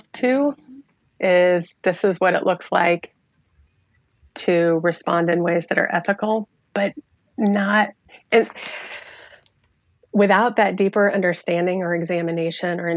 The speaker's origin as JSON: {"language": "English", "region": "rural Iowa", "country": "United States", "tie": "born or raised there", "said": "I was a sophomore in a small town in rural Iowa"}